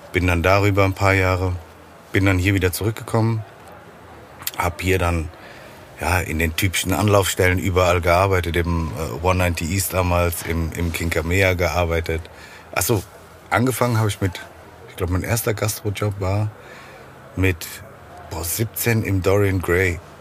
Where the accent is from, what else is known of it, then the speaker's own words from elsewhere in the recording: Frankfurt, Hesse, Germany; Frankfurt ist meine Heimatstadt, da bleibe ich ja auch